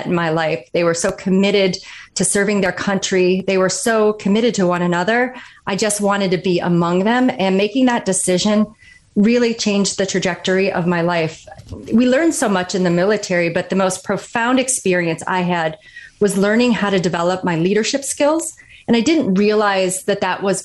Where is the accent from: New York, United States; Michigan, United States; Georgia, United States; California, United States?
Michigan, United States; Kalkaska; I grew up in Northern Michigan, a really small town called Kalkaska.